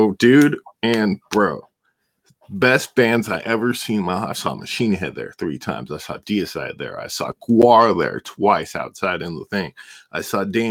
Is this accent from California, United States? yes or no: yes; El Sobrante, California, United States; my hometown of El Sobrani